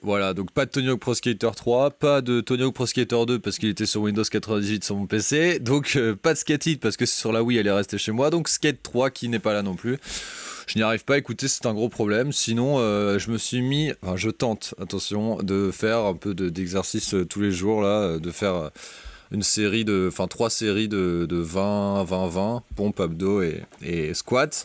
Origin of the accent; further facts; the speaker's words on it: Brittany, France; moved away; chez moi en Bretagne